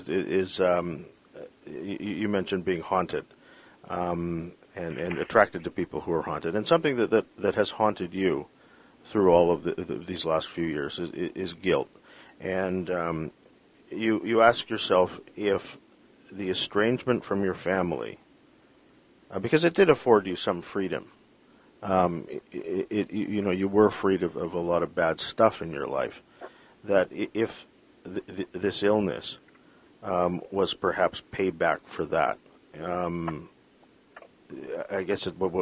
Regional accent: Philippines; I was raised as a Catholic, I mean, being Filipino

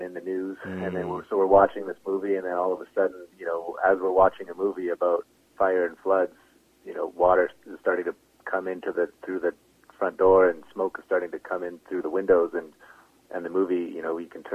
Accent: Edmonton, Alberta, Canada; I grew up in Edmonton instead of Oahu.

